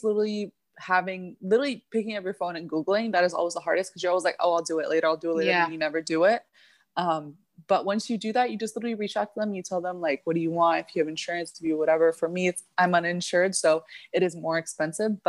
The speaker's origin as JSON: {"language": "English", "region": "Midwest", "country": "United States", "tie": "born or raised there", "also_born_or_lived": "Egypt / Middle East", "moved": "yes", "lives_now": "South Florida, United States", "said": "I was born in the Middle East, but I was raised in the Midwest"}